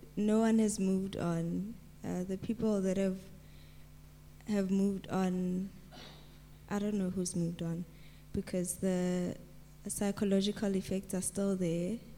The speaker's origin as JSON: {"language": "English", "town": "Mahikeng", "region": "North West", "country": "South Africa", "tie": "born or raised there", "said": "And I'm from Mafeking. I was born in Mafeking."}